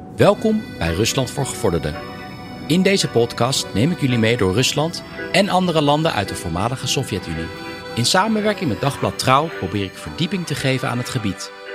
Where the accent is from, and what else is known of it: Netherlands; moved away as an adult; now in Russia